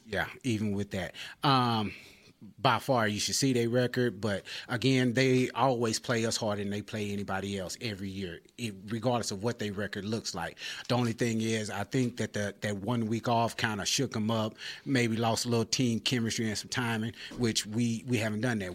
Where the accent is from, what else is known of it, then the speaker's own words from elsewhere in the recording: Grand Prairie, Texas, United States; I'm actually from the Grand Prairie area.